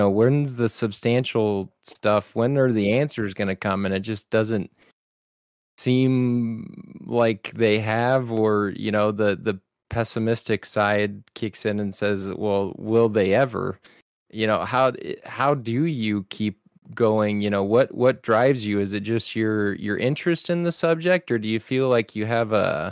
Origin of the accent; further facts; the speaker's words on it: South Texas, United States; I grew up in South Texas on the Mexico border